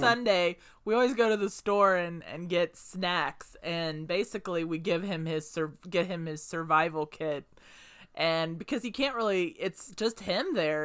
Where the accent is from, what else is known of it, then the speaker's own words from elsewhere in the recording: Indianapolis, Indiana, United States; growing up in Indianapolis